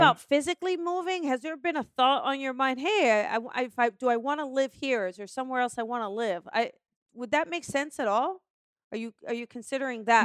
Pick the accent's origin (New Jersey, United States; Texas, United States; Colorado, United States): New Jersey, United States; I'm from New Jersey